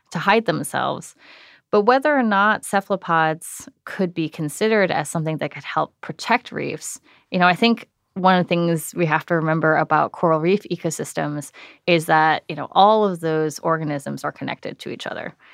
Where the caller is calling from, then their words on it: San Francisco, California, United States; I'm calling from San Francisco.